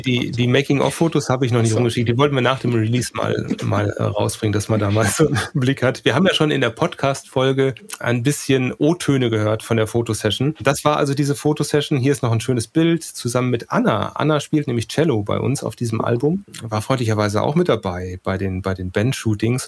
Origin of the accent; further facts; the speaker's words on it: Sauerland, North Rhine-Westphalia, Germany; moved away; wir sind alle schon mal aus dem Sauerland weggezogen